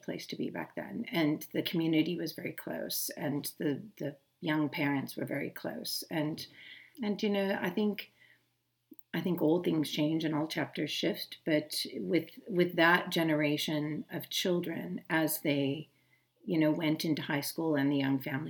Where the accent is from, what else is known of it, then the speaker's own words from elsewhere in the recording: Thousand Oaks, California, United States; moved away as an adult; also born or lived in Inglewood, California; now in South Africa; I was born in 1971 in Inglewood, California. I was raised basically just north of Los Angeles in a community called Thousand Oaks